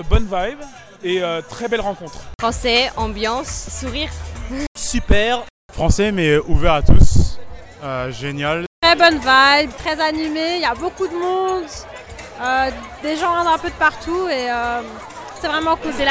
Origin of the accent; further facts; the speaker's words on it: France; C'est un moment important parce que ça nous représente bien en tant que Français.